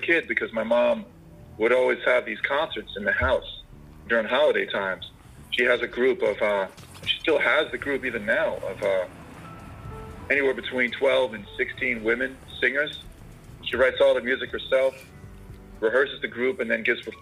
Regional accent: Summit, New Jersey, United States; I grew up in Summit, New Jersey.

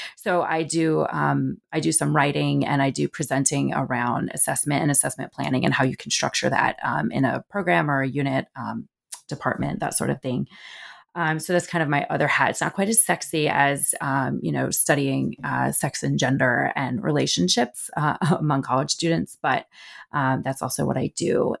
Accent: New Jersey, United States; moved away as an adult; also born or lived in Southeast United States; I grew up in the Northeast, um, I'm a North Jersey girl, um, my parents still live in the house I grew up in, in North Jersey

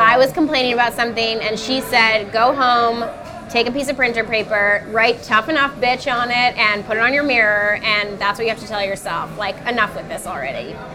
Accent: New York City, New York, United States; I'm a New Yorker to my core. Like, I'll never leave.

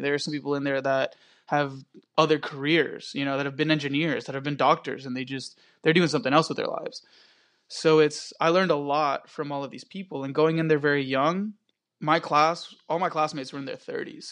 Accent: Querétaro, Mexico; now in Dallas, United States; I was born in Querétaro, Mexico. I'm a local chef here in Dallas

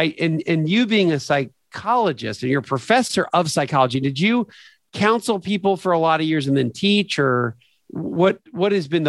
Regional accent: Lancaster, Pennsylvania, United States; moved away as an adult; now in Atlanta, United States; I've been in Atlanta for almost 25 years and I still don't say I'm from Atlanta. I still say I'm from kind of the Lancaster, PA, you know, Amish country in southeastern PA.

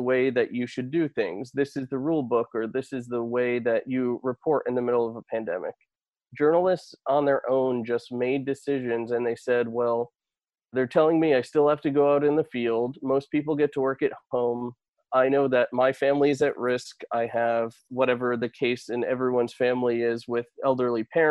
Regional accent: Connecticut, United States; I spent 5 years in local news working my way up at that station, Fox 61, my hometown station

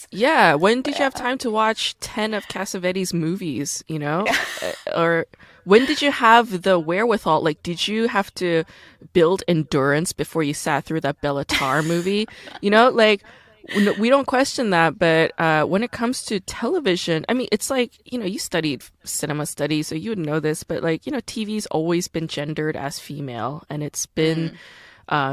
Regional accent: United States; also born or lived in Korea; I'm an American.

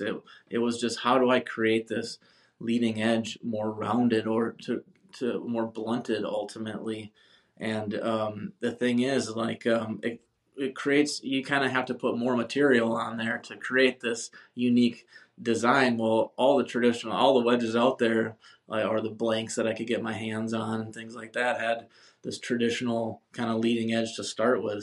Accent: Wisconsin, United States; moved away as an adult; also born or lived in Minneapolis; now in San Diego, United States; I moved back um, to my hometown, Wisconsin

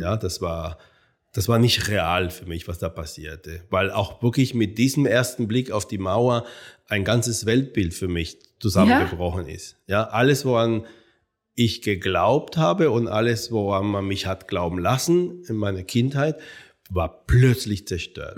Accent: Cuba; moved away as an adult; also born or lived in Jena, Germany; now in Frankfurt, Germany; geboren wurde ich auf Kuba. Ich bin ja äh, Sohn äh, spanischer Auswanderer und äh, die Anfang des Jahrhunderts, des Jahrhunderts noch nach äh, Kuba äh, gezogen sind. Ähm, und da bin ich aufgewachsen.

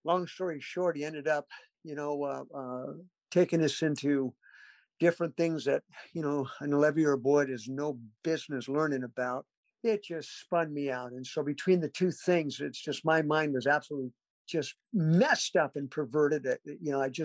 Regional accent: Mesa, Arizona, United States; also born or lived in Garden Grove, California; now in Fayetteville, United States; I wasn't born in Arizona, Mesa, Arizona, but I did grow up there. We moved when I was two.

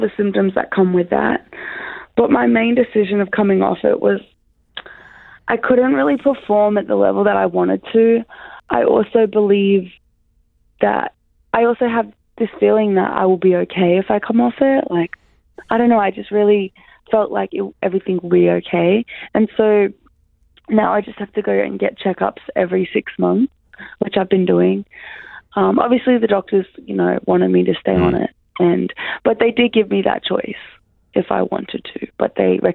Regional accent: Brisbane, Queensland, Australia; moved away as an adult; also born or lived in Syracuse; now in Sydney, Australia; I'm from Brisbane

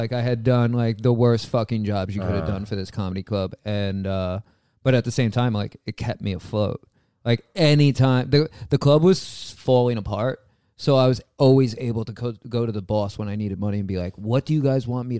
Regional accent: New York City, New York, United States; And then so I grew up in Queens, and Queens was a weird place to grow up. It's actually the most diverse borough.

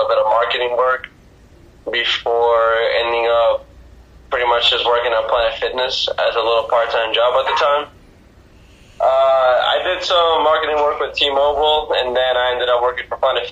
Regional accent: Isabela, Puerto Rico; I'm from Puerto Rico

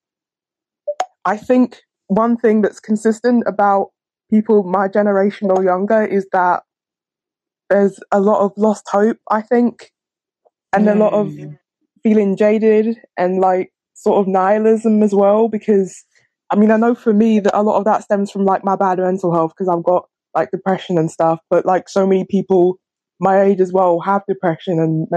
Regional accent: London, United Kingdom; I'm from East London

